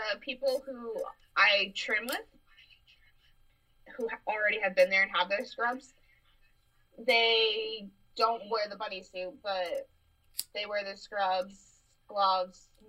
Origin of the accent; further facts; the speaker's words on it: Tucson, Arizona, United States; I'm from Tucson